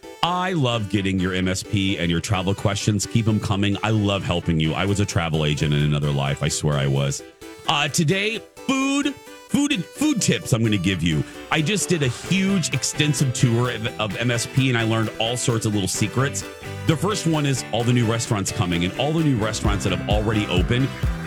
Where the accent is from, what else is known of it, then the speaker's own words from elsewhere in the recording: Chicago, Illinois, United States; moved away; I didn't grow up around here. I grew up in Chicagoland